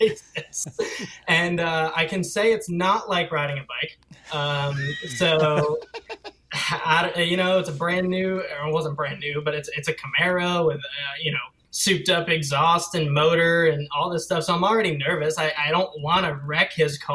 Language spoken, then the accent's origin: English; Wantage, New Jersey, United States; moved away as an adult; now in Huntersville, United States; I was born and raised in Wantage, New Jersey. So I lived in New Jersey for 18 years and then moved down here